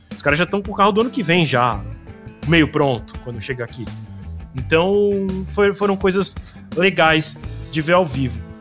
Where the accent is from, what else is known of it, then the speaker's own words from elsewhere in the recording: Brazil; a gente também como brasileiro